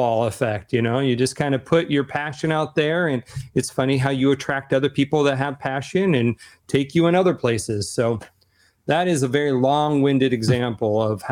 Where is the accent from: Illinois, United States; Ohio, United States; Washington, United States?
Washington, United States; Seattle; I'm from Seattle, Amazon